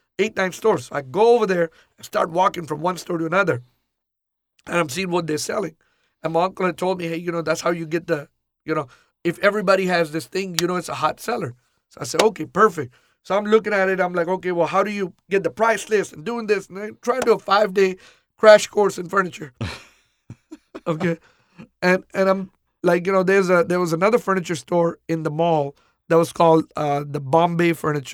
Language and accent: English; Pakistan; now in Houston, United States; Before we came from Pakistan, my dad was in drapery business and furniture business briefly.